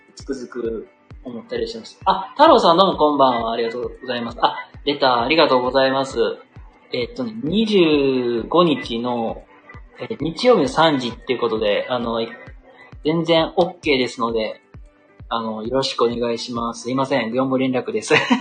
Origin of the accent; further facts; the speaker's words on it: Kansai, Japan; accent: Kansai intonation; 僕関西人です。液水の関西人です。